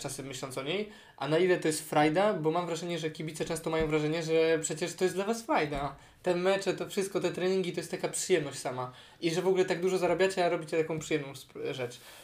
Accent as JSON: {"language": "Polish", "country": "Poland"}